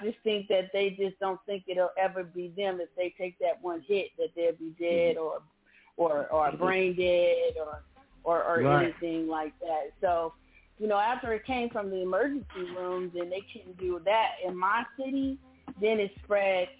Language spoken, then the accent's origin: English; San Diego, California, United States; I'm from California, I'm from San Diego, I'm 10 minutes away from Mexico